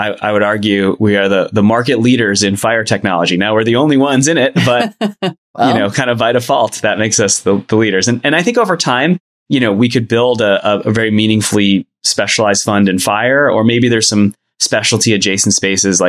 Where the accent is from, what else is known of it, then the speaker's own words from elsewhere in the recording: New York area, United States; moved away; I'm originally from the New York area